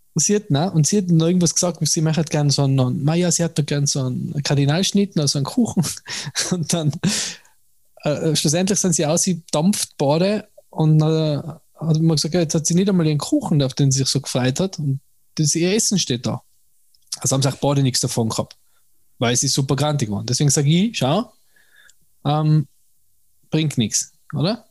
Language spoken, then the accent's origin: German; Tyrol, Austria; mir als Tiroler